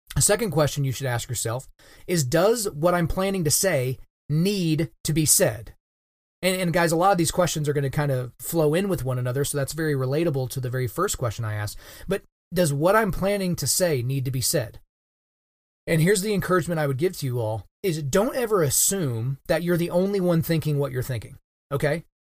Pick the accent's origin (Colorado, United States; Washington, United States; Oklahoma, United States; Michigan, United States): Oklahoma, United States; the state of Oklahoma, which is my home state where I'm born and raised and where I currently reside